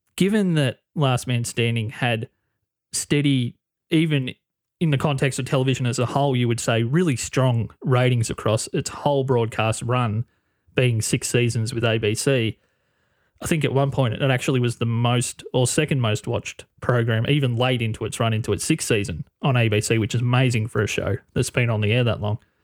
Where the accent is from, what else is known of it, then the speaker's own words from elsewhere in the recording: Australia; being an Australian, half a world away